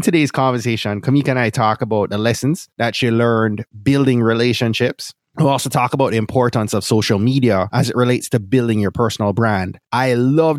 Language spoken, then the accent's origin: English; Jamaica; moved away; also born or lived in Florida; I'm from Jamaica